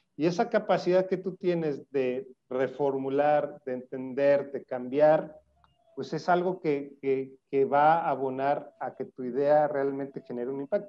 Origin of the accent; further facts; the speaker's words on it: Zacatecas, Mexico; moved away as an adult; now in Monterrey, Mexico; soy zacatecano, eh, aunque vivo en Monterrey, soy zacatecano, lo digo orgullosamente. allá viví